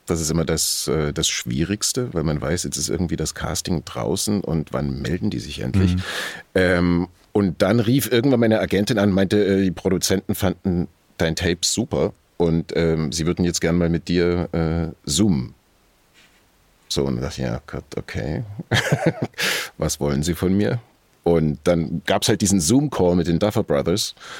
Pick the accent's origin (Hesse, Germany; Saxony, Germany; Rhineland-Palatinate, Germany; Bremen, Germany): Saxony, Germany; near Dresden; moved away; die 80er Jahre äh, hinter Dresden, wo ich aufgewachsen bin